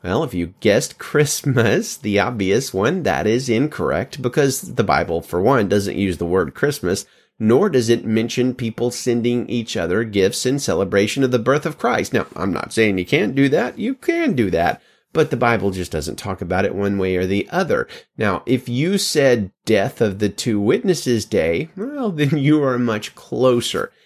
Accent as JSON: {"language": "English", "region": "Alabama", "country": "United States", "moved": "yes", "lives_now": "California, United States", "said": "I'm from Alabama"}